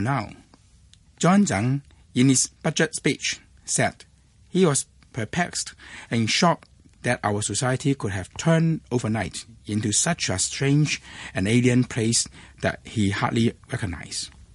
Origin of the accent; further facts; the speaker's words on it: Hong Kong; I was born and raised in Hong Kong